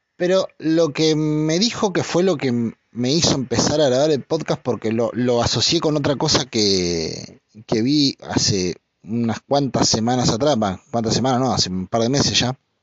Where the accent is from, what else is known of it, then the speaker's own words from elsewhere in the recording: La Plata, Buenos Aires Province, Argentina; moved away; yo cuando era pibe en La Plata